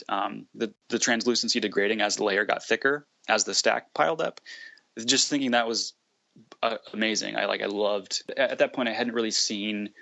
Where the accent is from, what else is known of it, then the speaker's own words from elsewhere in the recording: Sarasota, Florida, United States; now in Brooklyn, United States; I'm from Florida. I grew up there in a town called Sarasota, which is on the Gulf Coast